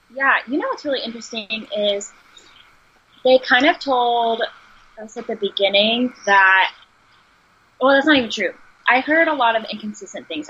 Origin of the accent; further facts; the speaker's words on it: Texas, United States; moved away; I'm from Texas